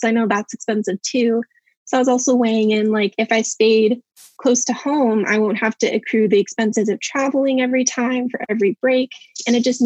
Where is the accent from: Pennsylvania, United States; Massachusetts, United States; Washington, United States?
Washington, United States; Tacoma; now in Faircrest, United States; I was actually born and raised in Tacoma, Washington, and I currently live in Faircrest, Washington